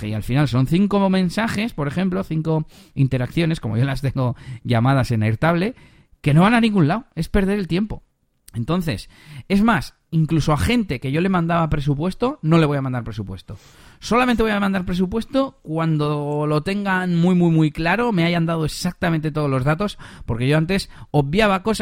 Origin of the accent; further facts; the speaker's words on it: Castile and León, Spain; tuve que, viajar porque era en, la, en las merindades, en la zona de mi pueblo, de hecho ya me quedé allí hasta el domingo